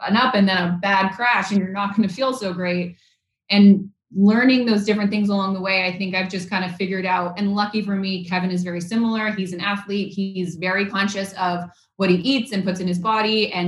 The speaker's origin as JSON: {"language": "English", "town": "Vancouver", "region": "British Columbia", "country": "Canada", "tie": "born or raised there", "said": "I grew up in Vancouver, Canada"}